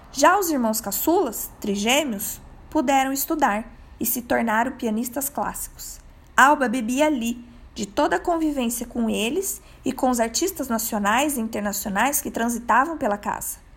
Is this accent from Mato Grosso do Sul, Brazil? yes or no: yes; Mato Grosso do Sul, Brazil; Sou natural de Mato Grosso do Sul, uma terra que transborda cultura e de mulheres inspiradoras.